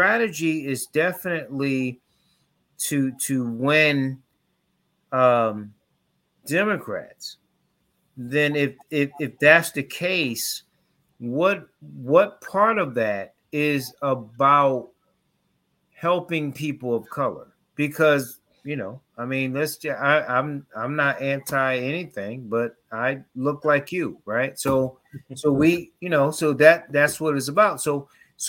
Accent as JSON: {"language": "English", "region": "Connecticut", "country": "United States", "tie": "born or raised there", "said": "I grew up in Connecticut"}